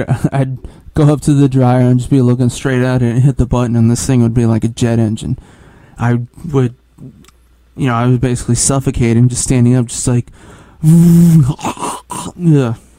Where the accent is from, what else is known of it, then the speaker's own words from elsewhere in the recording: Midwest, United States; moved away; I'm actually from the Midwest